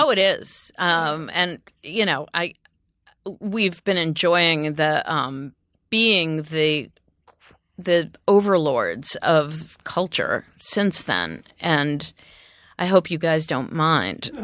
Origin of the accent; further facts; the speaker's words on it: Ohio, United States; moved away; I'm from Ohio